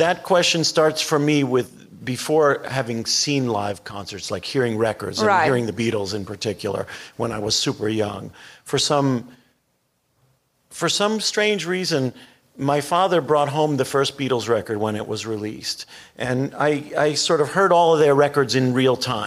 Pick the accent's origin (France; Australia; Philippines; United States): United States; Long Island, New York; I grew up on Long Island